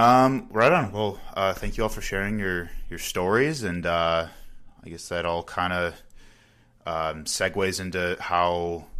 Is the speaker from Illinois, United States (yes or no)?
yes; Chicago area, Illinois, United States; now in Milwaukee, United States; I'm from the Chicago area, and I knew nobody when I first got here, too.